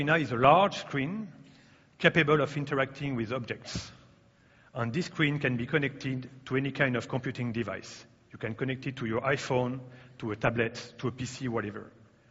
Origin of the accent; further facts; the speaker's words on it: France; English is a second language; I'm coming from France, as you can hear.